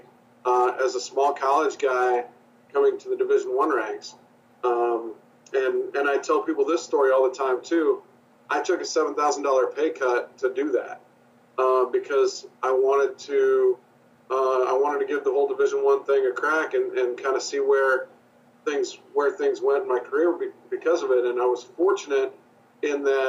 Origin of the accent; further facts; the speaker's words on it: Nebraska, United States; moved away as an adult; also born or lived in Maryville, Missouri / Salt Lake City, Utah; now in Orlando, United States; I grew up in Nebraska.